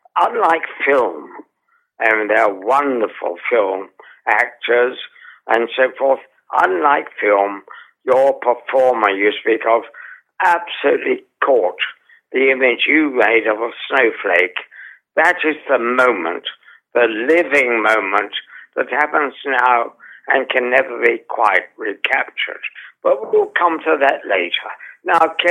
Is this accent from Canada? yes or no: no; London, United Kingdom; also born or lived in Holborn, London; I was brought up in the East End of London in a large Georgian house that was slowly being allowed to fall apart.